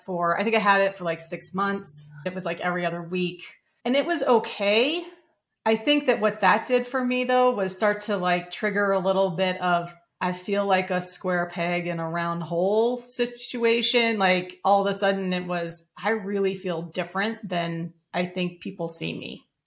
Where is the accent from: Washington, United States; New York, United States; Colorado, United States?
Colorado, United States; Denver; I grew up in Denver, Colorado